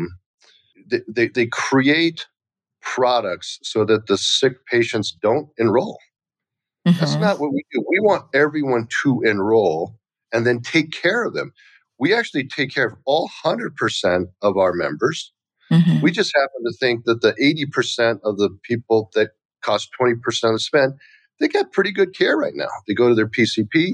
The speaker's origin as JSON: {"language": "English", "country": "United States", "tie": "born or raised there", "also_born_or_lived": "Taiwan", "said": "I was born in Taiwan. I was just an immigrant kid. You know, my parents came here when I was like 3 years old"}